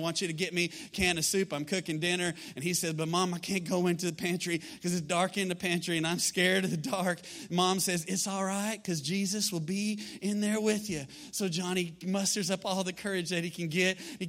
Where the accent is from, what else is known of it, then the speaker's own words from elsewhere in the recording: Texas, United States; we're from West Texas, not very many tornadoes out there.